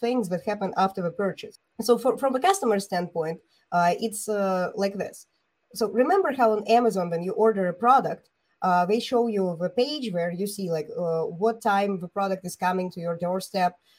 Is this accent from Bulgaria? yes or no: yes; Bulgaria; I'm an entrepreneur from Bulgaria